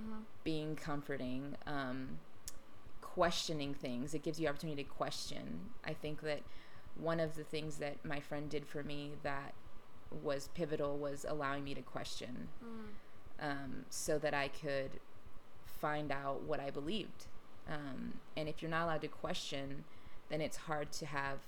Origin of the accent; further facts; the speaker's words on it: Austin, Texas, United States; moved away as an adult; also born or lived in New York City; I grew up in Austin